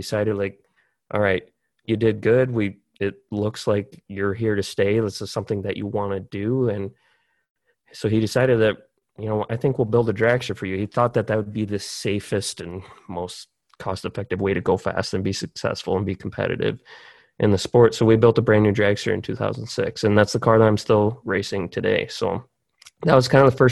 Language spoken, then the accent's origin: English; South Dakota, United States; I'm from South Dakota